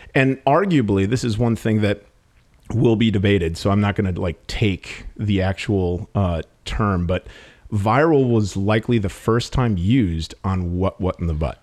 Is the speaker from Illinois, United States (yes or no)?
no; Milwaukee, Wisconsin, United States; moved away; I came from Milwaukee, and Milwaukee, like, prides itself on really goofy yet sophisticated humor